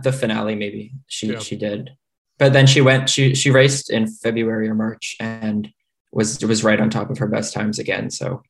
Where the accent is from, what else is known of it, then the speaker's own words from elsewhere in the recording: Canada; I'm a Canadian